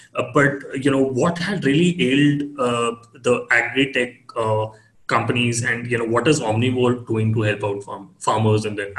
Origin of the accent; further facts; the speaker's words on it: Punjab, India; I come from Punjab